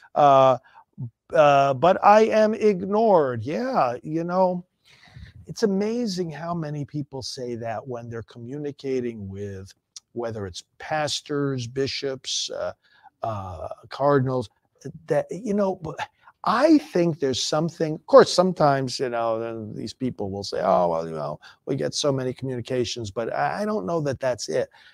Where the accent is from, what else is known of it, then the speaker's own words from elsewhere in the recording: New York, United States; moved away; I'm from New York originally